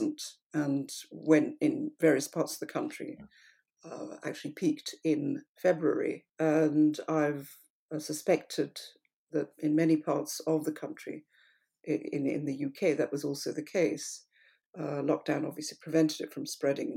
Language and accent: English; India; now in United Kingdom; I come from India